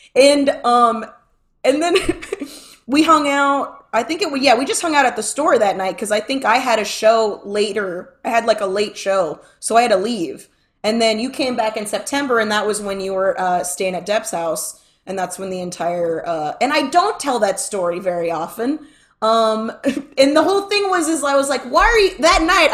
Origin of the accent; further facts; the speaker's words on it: Florida, United States; I'm from Florida, and I'm not from California